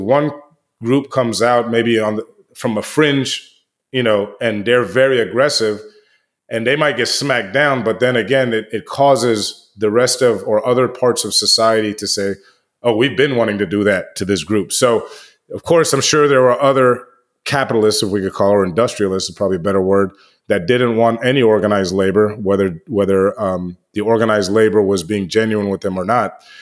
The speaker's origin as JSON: {"language": "English", "town": "Washington", "region": "District of Columbia", "country": "United States", "tie": "born or raised there", "said": "I grew up in Washington, D C"}